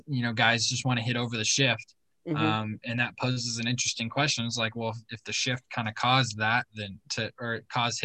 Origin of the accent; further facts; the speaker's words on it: Orange County, California, United States; I grew up in Orange County going to Angels games